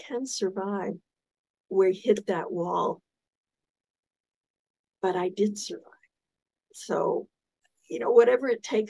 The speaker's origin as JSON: {"language": "English", "region": "South Florida", "country": "United States", "tie": "born or raised there", "also_born_or_lived": "Pensacola Beach", "said": "I grew up in South Florida"}